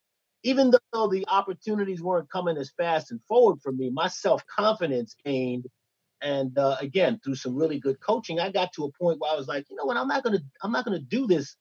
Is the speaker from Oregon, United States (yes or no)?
no; New York City, New York, United States; I came from Bushwick, Brooklyn, so I had a natural hustle.